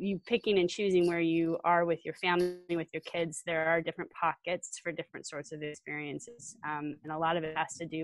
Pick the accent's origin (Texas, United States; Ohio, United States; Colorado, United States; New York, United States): Colorado, United States; now in Wisconsin, United States; I'm from Colorado originally, but we live in Wisconsin